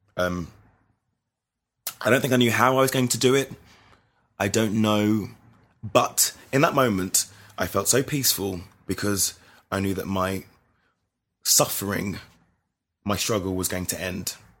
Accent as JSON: {"language": "English", "region": "London", "country": "United Kingdom", "tie": "born or raised there", "said": "I grew up in London, South, Southwest London"}